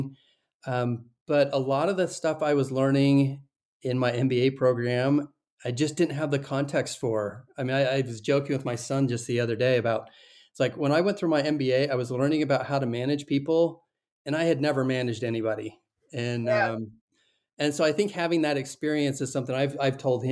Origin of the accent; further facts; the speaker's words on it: Salt Lake City, Utah, United States; I'm from Salt Lake City, Utah, and went to the University of Utah.